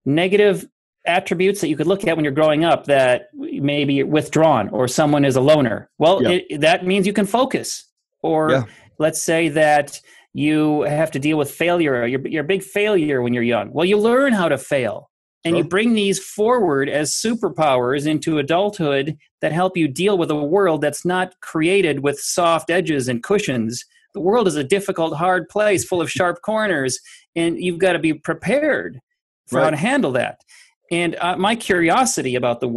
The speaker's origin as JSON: {"language": "English", "region": "Minnesota", "country": "United States", "said": "I'm from Minnesota, and it's very heavily laced there, infused with people there that you're supposed to work hard."}